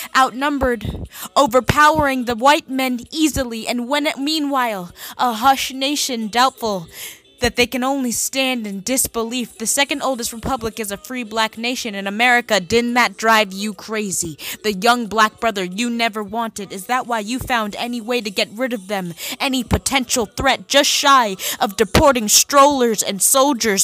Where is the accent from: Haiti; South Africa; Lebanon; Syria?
Haiti; now in Washington, D.C., United States; my home country, Haiti.